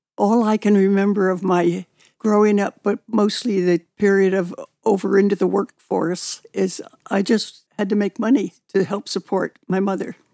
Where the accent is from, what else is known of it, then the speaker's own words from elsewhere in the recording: San Francisco, California, United States; I was born and raised in San Francisco